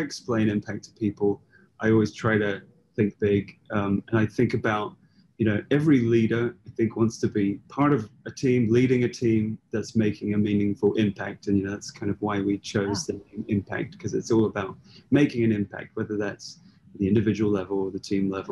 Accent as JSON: {"language": "English", "country": "United Kingdom", "said": "we're both British"}